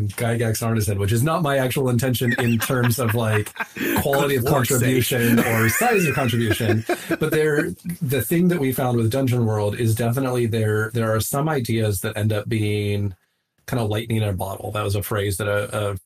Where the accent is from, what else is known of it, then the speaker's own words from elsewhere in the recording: Southwest, United States; moved away; I grew up in the Southwest